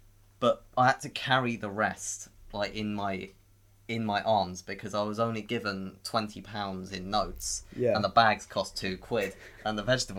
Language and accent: English; United Kingdom; Look, I'm very British, okay? I'm very British.